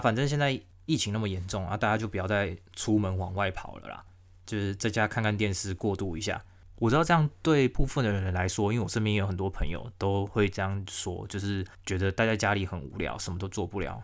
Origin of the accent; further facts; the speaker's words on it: Taiwan; now in Melbourne, Australia; 我们台湾人